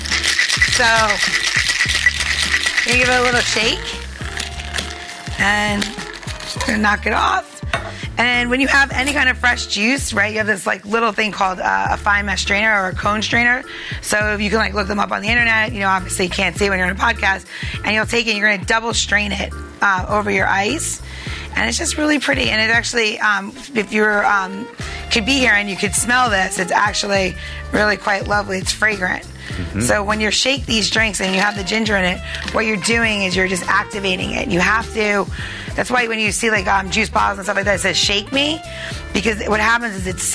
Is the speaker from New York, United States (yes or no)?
yes; Long Island, New York, United States; accent: New York; moved away; I'm from Long Island.